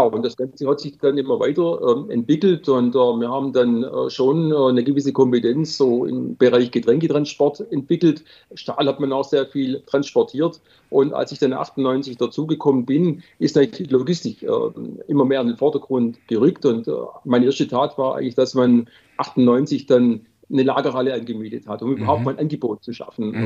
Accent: Swabia, Germany; ich bin Schwabe

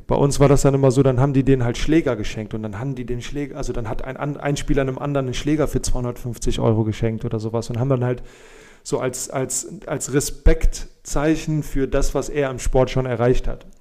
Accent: Germany; uns als Deutsche

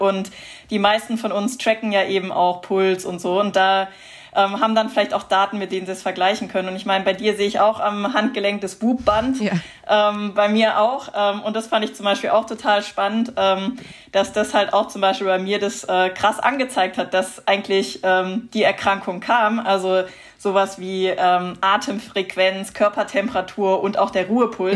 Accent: Heidelberg, Baden-Württemberg, Germany; Ich komme aus Heidelberg

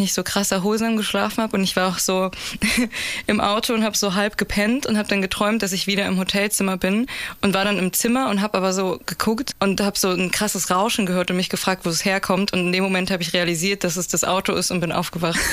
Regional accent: Berlin, Germany; Ich bin in Berlin geboren und aufgewachsen

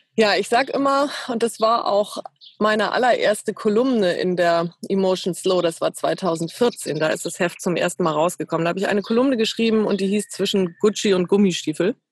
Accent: Ahrensburg, Schleswig-Holstein, Germany; moved away as an adult; also born or lived in Eutin; now in Hamburg, Germany; ich bin geboren in Eutin in Schleswig-Holstein, aufgewachsen in Ahrensburg, auch äh, im südlichen Schleswig-Holstein, nördlich von Hamburg

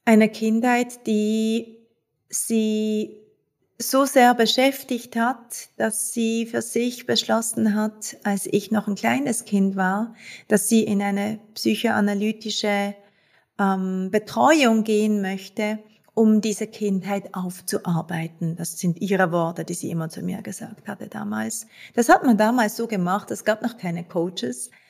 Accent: Basel, Basel-Stadt, Switzerland; ich bin Schweizerin, ich bin in Basel geboren und aufgewachsen

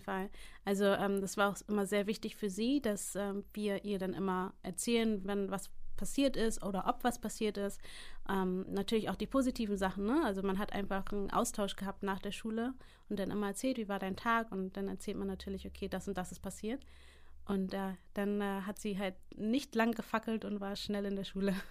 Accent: Hamburg, Germany; also born or lived in United States; in Hamburg geboren und aufgewachsen

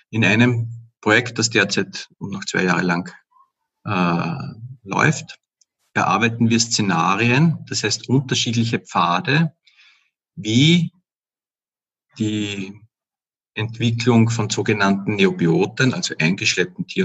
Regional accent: Upper Austria, Austria; now in Vienna, Austria; Ich komme eigentlich aus Oberösterreich, bin halt vor etwa 20 Jahren, eigentlich schon über 20 Jahren nach Wien gezogen und lebe jetzt auch schon seit ziemlich vielen Jahren hier in Währing.

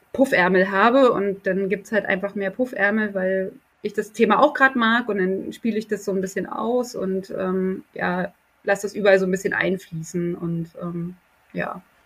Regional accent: East Germany, Germany; now in Berlin, Germany; der erste Teil meiner Kindheit in der DDR stattgefunden hat

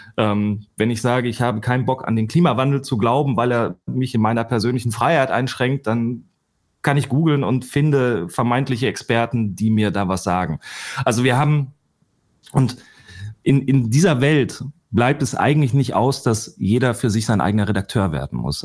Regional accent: Ruhr area, North Rhine-Westphalia, Germany; ich komme aus dem Ruhrgebiet

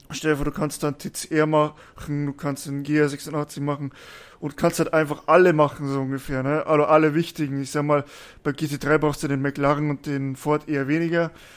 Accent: Bavaria, Germany; Ich komme ja aus Bayern, aus dem tiefsten Süden

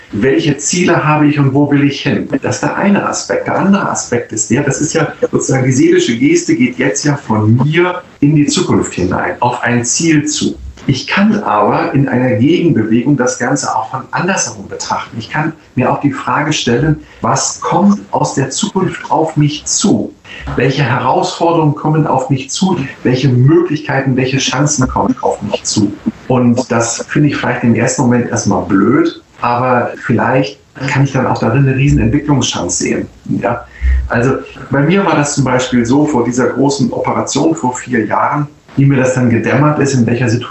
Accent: Northern Germany, Germany; zumindest als Norddeutscher, der ein bisschen erfahren ist auf dem Wasser

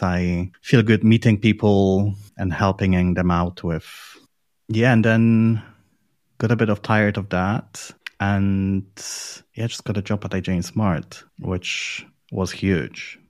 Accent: Poland; moved away as an adult; also born or lived in London, United Kingdom / Edinburgh, United Kingdom; now in Berlin, Germany; I'm from Poland

